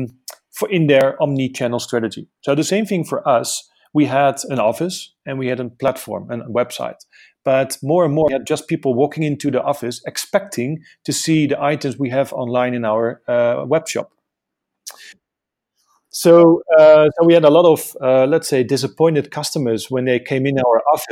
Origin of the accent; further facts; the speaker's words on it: Amsterdam, North Holland, Netherlands; moved away as an adult; now in South Africa; originally I'm from Amsterdam. I migrated to South Africa for almost 4 years ago.